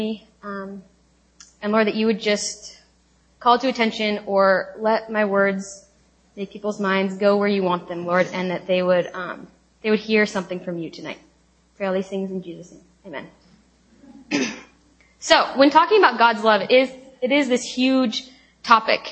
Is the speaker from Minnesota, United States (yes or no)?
no; Lake Oswego, Oregon, United States; moved away as an adult; also born or lived in Tacoma, Washington; now in Seattle, United States; I am from Lake Oswego, Oregon, which is right outside of Portland